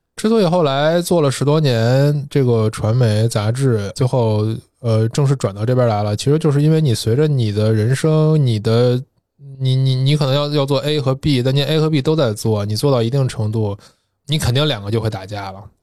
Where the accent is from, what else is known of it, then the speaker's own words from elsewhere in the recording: Tianjin, China; moved away; also born or lived in Nanjing; 我是天津出生长大，我父亲和那个爷爷那辈儿都是部队的。然后是在那个部队院里长大的，那院的后身儿是那个天津市歌舞团